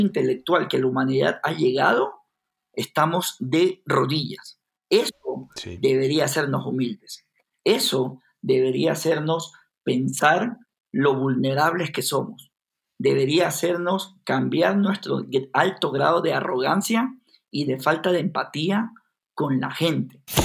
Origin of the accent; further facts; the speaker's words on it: Guayaquil, Guayas, Ecuador; now in Quito, Ecuador; yo, que soy de Guayaquil, una ciudad costera en Ecuador, me había cambiado a Quito, a la capital